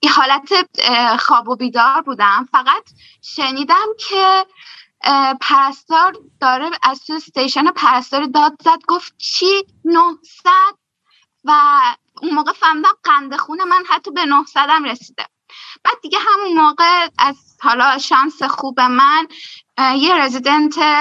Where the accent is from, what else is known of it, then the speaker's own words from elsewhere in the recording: Shahrekord, Chaharmahal and Bakhtiari, Iran; moved away as an adult; now in Germany; من برگشتم شهر کرد شهر خودمون و دقیقا من هفت ماه بعدش مهاجرت کردم به آلمان